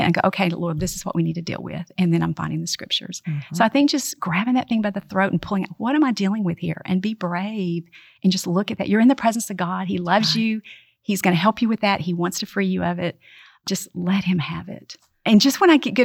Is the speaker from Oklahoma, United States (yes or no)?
yes; Oklahoma, United States; moved away as an adult; I grew up in Oklahoma